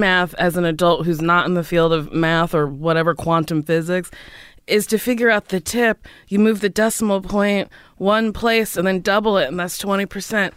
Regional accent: Middletown, New Jersey, United States; moved away as an adult; also born or lived in New York; Middletown, New Jersey

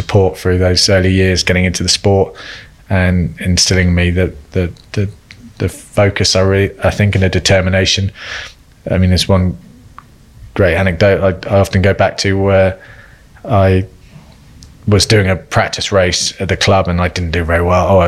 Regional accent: Cornwall, South West England, United Kingdom; I grew up in Cornwall

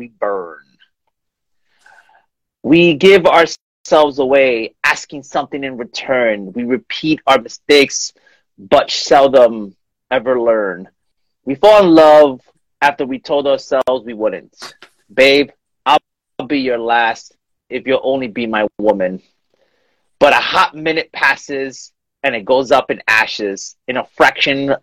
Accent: New York, United States; moved away; I'm originally from New York

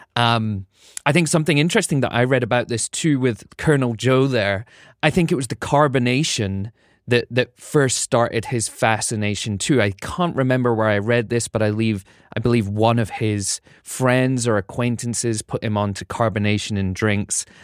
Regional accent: United Kingdom; now in United States; being a Brit

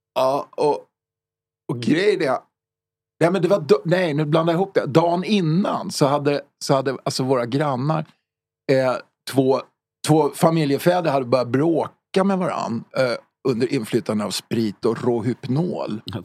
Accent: Stockholm, Stockholm County, Sweden; also born or lived in Högdalen; min uppväxt var i Farsta

